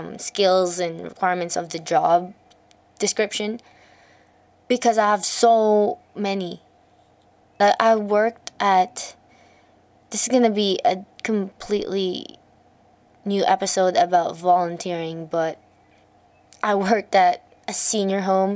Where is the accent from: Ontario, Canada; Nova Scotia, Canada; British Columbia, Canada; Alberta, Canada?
Alberta, Canada; I made resumes before the required CALM curriculum for Alberta in Canada, because I'm from Canada